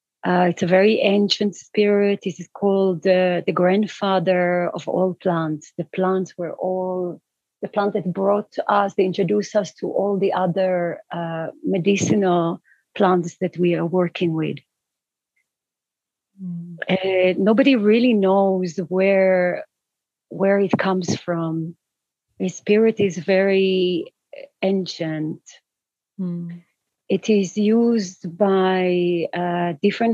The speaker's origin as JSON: {"language": "English", "country": "Israel", "tie": "born or raised there", "moved": "yes", "lives_now": "Peru", "said": "I'm based in Peru. I am born and raised in Israel"}